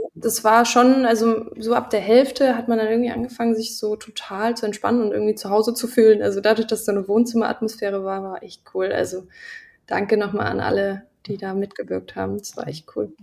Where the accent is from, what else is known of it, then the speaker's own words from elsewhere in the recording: Lusatia, Saxony, Germany; moved away; ich komme ja aus der Gegend, so ein bisschen aus ja. der Lausitz. Also Görlitz, Horka, Niski, ähm, da bin ich so groß geworden. Also in der Teenagerphase